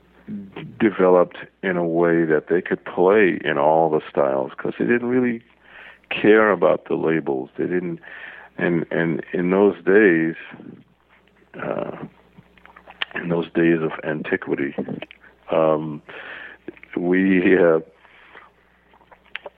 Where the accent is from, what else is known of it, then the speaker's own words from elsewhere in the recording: New Orleans, Louisiana, United States; I was born in New Orleans